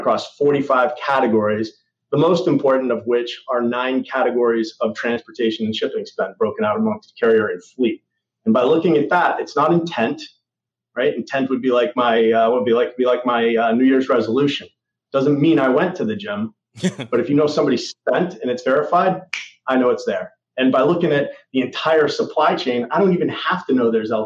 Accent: New England, United States; I'm a New England guy

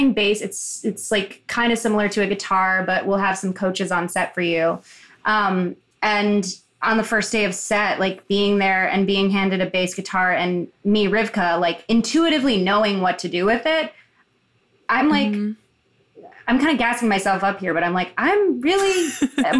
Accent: Chicago, Illinois, United States; I grew up in Chicago in like the predominantly like gay and queer neighborhood.

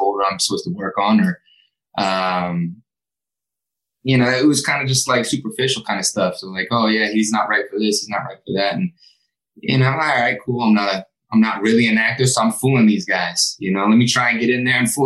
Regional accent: Sacramento, California, United States; I was a kid from Sacramento that didn't even think acting was a possibility

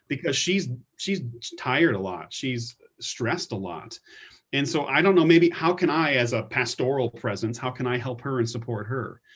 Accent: United States; we're American

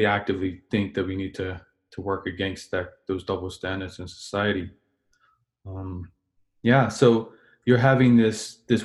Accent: Bermuda; As a black man, I grew up in Bermuda

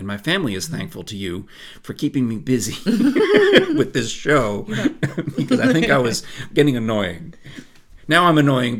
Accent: New York, United States; And I mostly associate growing up in New York with the parade.

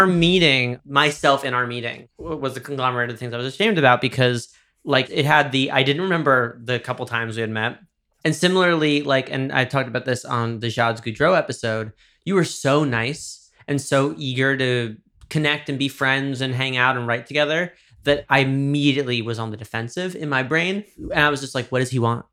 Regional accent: Dobbs Ferry, New York, United States; my hometown is Dobbs Ferry, which is, uh, the river towns in, uh, Westchester, New York

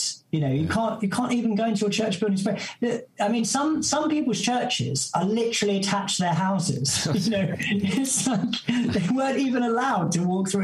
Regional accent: Essex, East of England, United Kingdom; I'm from Essex, and, you know, I grew up going to watch Spurs

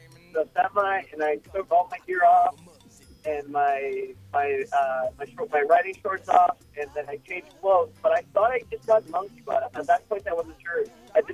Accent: Quito, Pichincha, Ecuador; first language Spanish; English is a second language; now in United States; I'm from Ecuador. I'm from Quito, Ecuador, the capital.

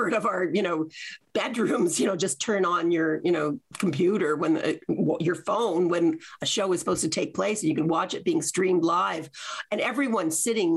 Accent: Canada; I was from Canada.

